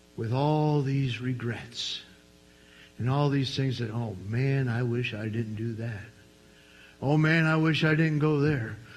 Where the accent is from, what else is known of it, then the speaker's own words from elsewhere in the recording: New York, United States; I was from New York